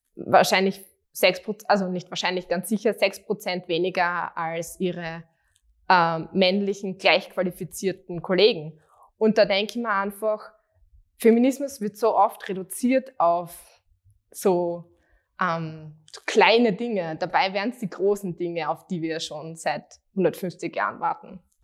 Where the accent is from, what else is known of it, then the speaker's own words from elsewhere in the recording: Graz, Styria, Austria; ich bin aufgewachsen und ähm, lebe immer noch in Straßgang und das ist born and raised.